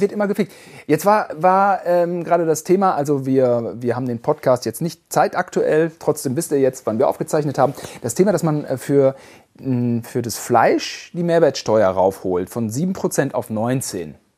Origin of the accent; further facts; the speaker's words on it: West Germany, Germany; Wir sind Westdeutsche